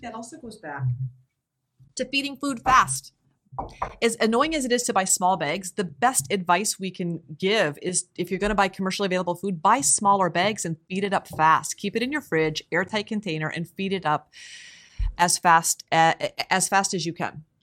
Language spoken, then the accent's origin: English; Iowa, United States; growing up in Iowa, which I did